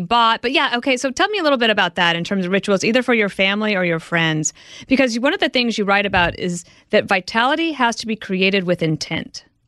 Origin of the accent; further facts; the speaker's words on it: Midwest, United States; moved away; also born or lived in New York; I'm from the Midwest, and when I came to New York at first